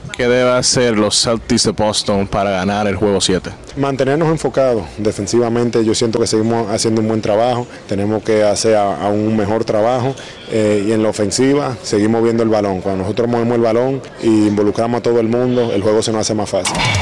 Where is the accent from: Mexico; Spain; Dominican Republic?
Dominican Republic; como todo dominicano